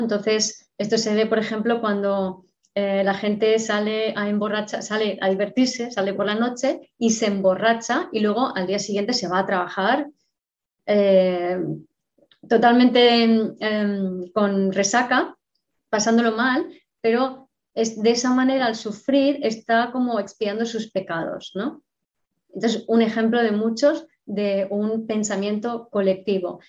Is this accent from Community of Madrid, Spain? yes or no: yes; Madrid, Community of Madrid, Spain; nací, fui concebida en Bagdad, yo nací en Madrid